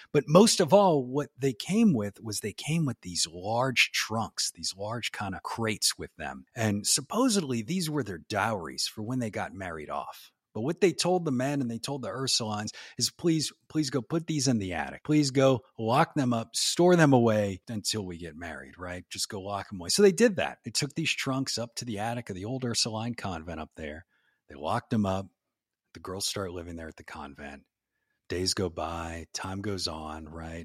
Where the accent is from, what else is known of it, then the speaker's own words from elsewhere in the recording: New Orleans, Louisiana, United States; moved away as an adult; now in Tennessee, United States; I grew up down in New Orleans down there.